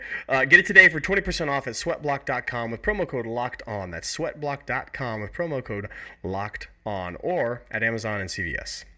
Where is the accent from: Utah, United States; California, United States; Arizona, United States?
California, United States; Look, I'm from California, so I might have my nose in on a couple of guys that I know out there.